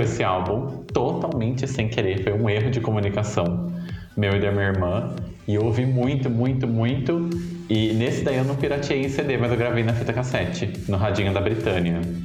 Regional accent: Descalvado, São Paulo, Brazil; moved away; lá na minha cidade, na, sauda, na saudosa Descalvado

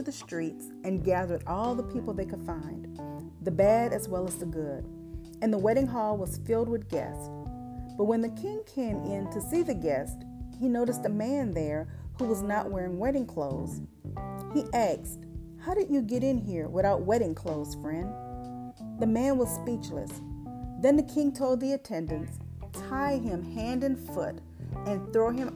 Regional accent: South Louisiana, United States; I grew up in South Louisiana

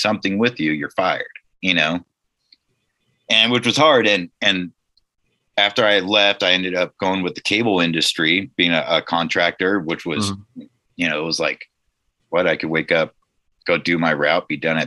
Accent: Nipomo, California, United States; I grew up in the Central Coast, California, kind of San Luis Obispo County, small town, Napomo

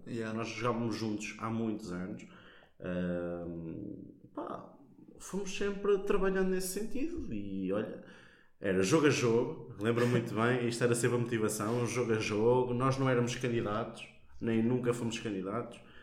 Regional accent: Portugal; moved away as an adult; now in Coimbra, Portugal; Eu gosto muito de onde venho. Eu não troco Santa Mar da Boiça por nada. É a minha terra.

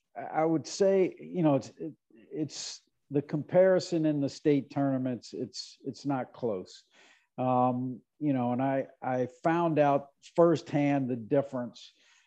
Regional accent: Cincinnati, Ohio, United States; moved away; also born or lived in Indiana; You know, I grew up in Cincinnati, and if you think about that, I was 10 years old at the time of the Big Red Machine.

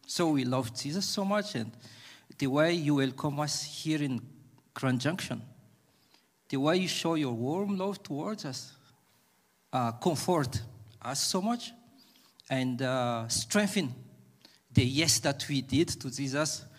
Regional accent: Madagascar; moved away as an adult; also born or lived in South Africa; I'm from Madagascar

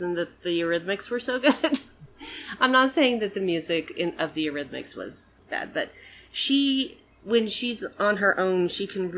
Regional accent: Utah, United States; people who were born and raised in Utah

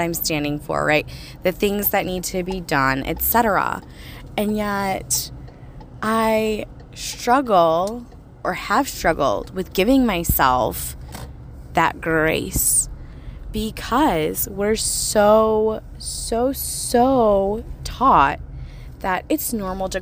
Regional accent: United States; I grew up in America, good old US

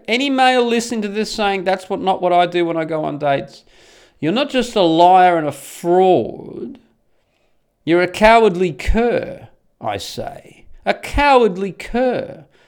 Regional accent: Australia; moved away as an adult; now in Netherlands; I'm Australian and I move to Holland

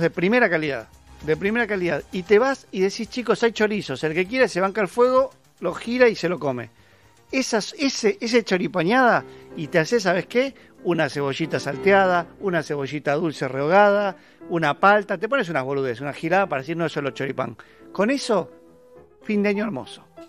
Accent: Buenos Aires, Argentina; Somos porteños

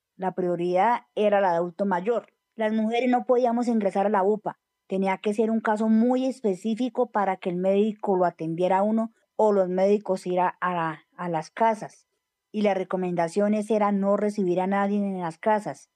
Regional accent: Bogotá, Colombia; Nací en Sumapaz, en el corregimiento de San Juan. Eh, toda mi vida estaba allí.

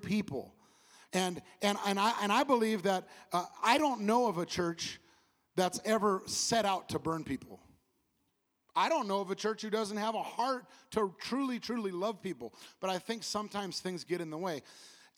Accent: California, United States; I come from California

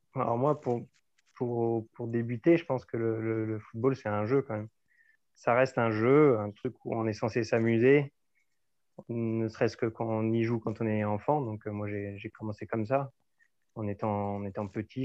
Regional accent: Auxerre, Bourgogne-Franche-Comté, France; moved away as an adult; also born or lived in Dijon / Bordeaux; moi j'ai vécu euh, toute mon enfance jusqu'à mes 18 ans hein, à, Auxerre, dans la ville d'Auxerre

